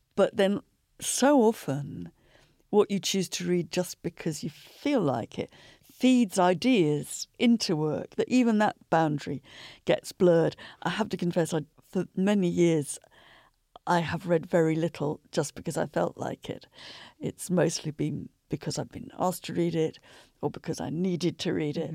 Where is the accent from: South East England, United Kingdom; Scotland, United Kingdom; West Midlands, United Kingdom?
West Midlands, United Kingdom; Shropshire; I was growing up in Shropshire